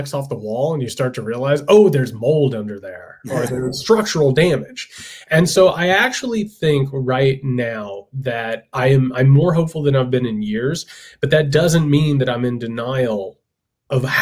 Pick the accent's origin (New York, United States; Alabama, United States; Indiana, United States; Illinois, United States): Indiana, United States; I'm from Indiana. I come from a working class, poor as dirt family, factory workers, laborers, all